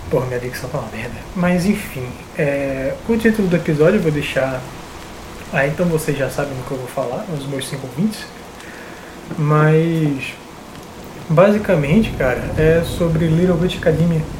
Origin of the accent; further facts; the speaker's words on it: Recife, Pernambuco, Brazil; E essa era a minha infância em Recife, era muito boa. E aí nas férias no interior eu ia jogar bola na rua, para balancear.